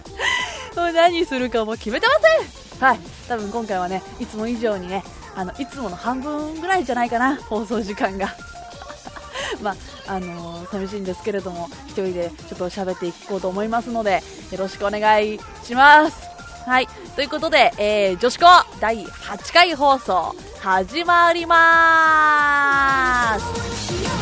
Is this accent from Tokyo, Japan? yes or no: no; Kobe, Hyogo, Japan; 私神戸出身で今神戸に住んでるんですけれども